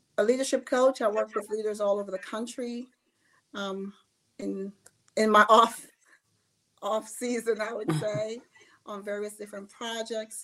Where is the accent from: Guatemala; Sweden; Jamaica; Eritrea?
Jamaica; now in Georgia, United States; I was born in Jamaica. So that may be the only difference, is I was born in the Caribbean, in Jamaica. A very, very small town